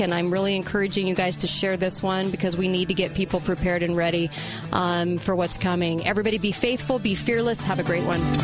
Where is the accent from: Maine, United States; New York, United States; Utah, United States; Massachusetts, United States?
Utah, United States; Dixie Center hometown; Dixie Center in my hometown